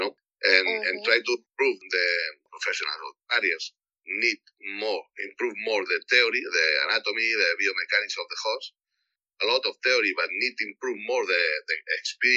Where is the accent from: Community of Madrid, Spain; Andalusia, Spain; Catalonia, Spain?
Catalonia, Spain; Barcelona; English is a second language; moved away as an adult; now in Beijing, China; I'm from Barcelona.